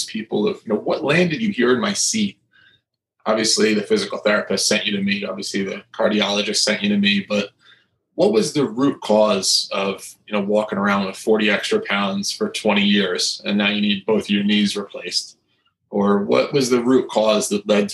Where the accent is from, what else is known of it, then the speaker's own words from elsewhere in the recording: New Jersey, United States; I come from New Jersey